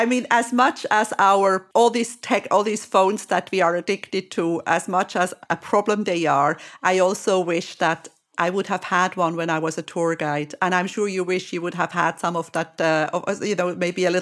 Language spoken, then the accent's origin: English; Switzerland; I'm from Switzerland.